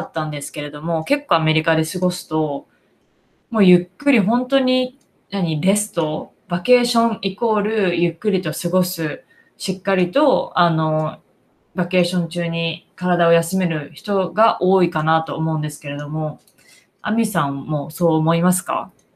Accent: Japan; now in United States; 私は日本で育った

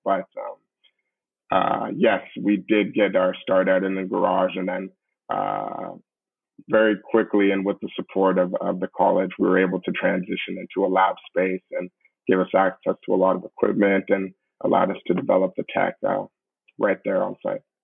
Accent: Canada; also born or lived in Brampton, Ontario; we are a Canadian-born uh, group of founders

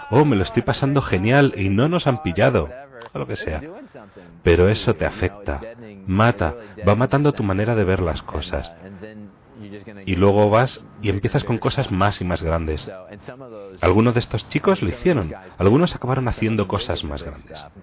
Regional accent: Jacksonville, Florida, United States; Nos trasladamos aquí a Florida simplemente por el clima cuando yo tenía unos tres años.

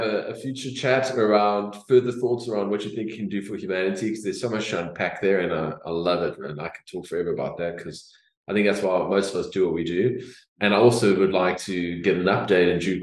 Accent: South Africa; now in Australia; I come from South Africa

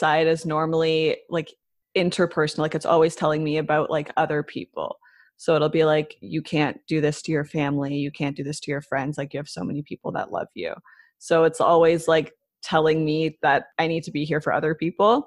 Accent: Canada; being like a Canadian, like living in this country

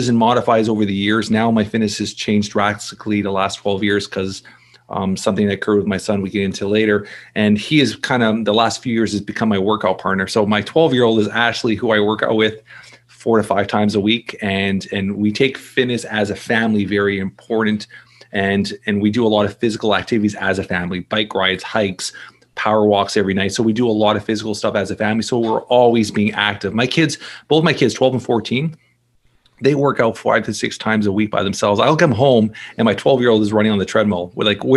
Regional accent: Toronto, Ontario, Canada; I'm born and raised in Toronto, Canada. So I'm Canadian here

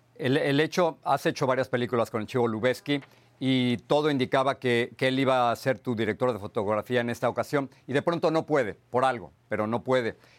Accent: Mexico City, Mexico; yo crecí en, en, Echegaray, en la Ciudad de México

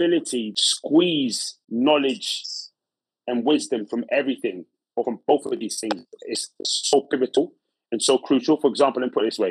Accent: London, United Kingdom; I was brought up in a place called Brixton, South London in the 90s

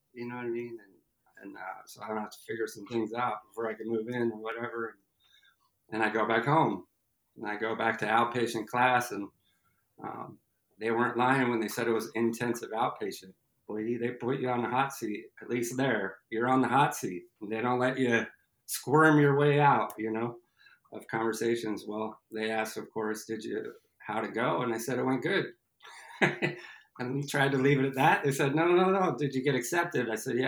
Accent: Kitsap County, Washington, United States; I'm born and raised in Kitsap County

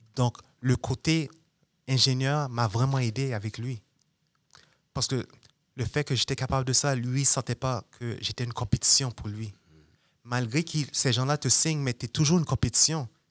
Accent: Montreal, Quebec, Canada; moved away; also born or lived in New York; je viens de Montréal

